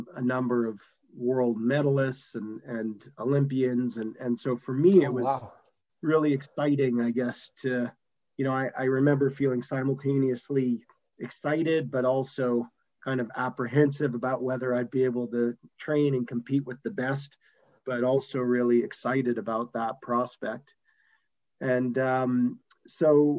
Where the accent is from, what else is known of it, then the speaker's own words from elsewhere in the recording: Calgary, Alberta, Canada; also born or lived in Montreal, Canada; originally I was from Montreal and then grew up in Calgary in the western part of Canada